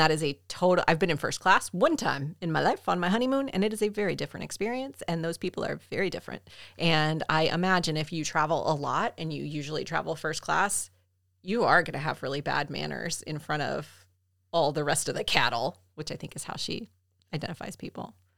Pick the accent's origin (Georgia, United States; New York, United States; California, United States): Georgia, United States; Southern United States; as a Southerner